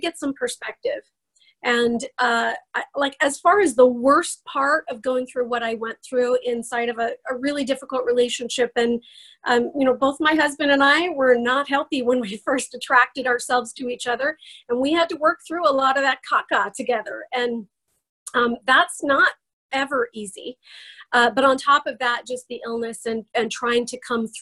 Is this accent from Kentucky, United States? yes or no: no; Idaho, United States; I am from Idaho. I live in the Boise area